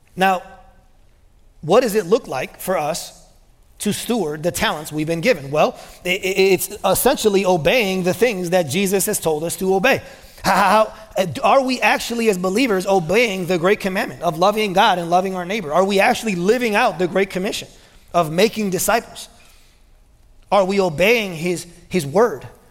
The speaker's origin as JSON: {"language": "English", "country": "United States", "said": "being American"}